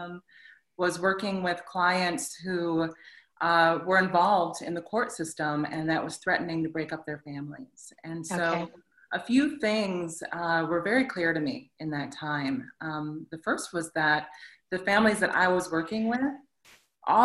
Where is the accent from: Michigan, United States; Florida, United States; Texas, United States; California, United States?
Michigan, United States; Plainwell; moved away as an adult; also born or lived in Southfield, Michigan / New York / South Africa; now in Detroit, United States; I am originally from Michigan, you know, born in Southfield, grew up on the west side of the state in Plainwell